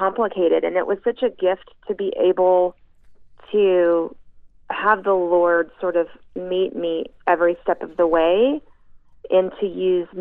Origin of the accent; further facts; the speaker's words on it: East Texas, United States; now in Houston, United States; growing up in Texas, especially in East Texas, it was a little town of about 3,000 people